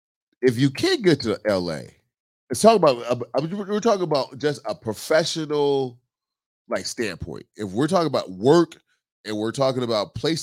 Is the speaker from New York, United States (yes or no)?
no; California, United States; like, I'm from California at the end of the day. I'm from California.